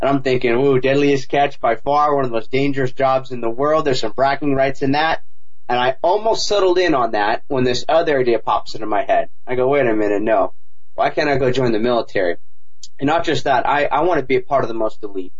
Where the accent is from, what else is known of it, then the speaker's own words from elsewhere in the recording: Huntington Beach, California, United States; back home, Huntington Beach, California. That's my hometown